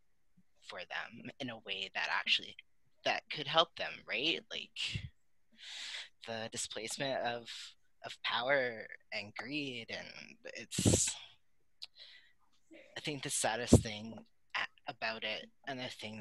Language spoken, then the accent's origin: English; United States; also born or lived in Louisiana; I'm from the States